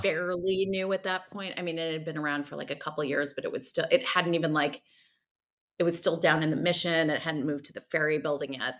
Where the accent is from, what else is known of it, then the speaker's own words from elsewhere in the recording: New Jersey, United States; moved away as an adult; also born or lived in New York City / San Francisco; now in Los Angeles, United States; I'm originally from New Jersey, um, shout out to the Garden State